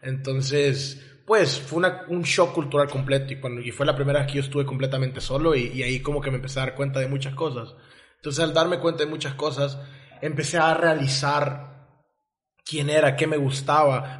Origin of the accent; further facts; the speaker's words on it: El Salvador; now in Mérida, Mexico; yo crecí en El Salvador con ese tipo de sociedad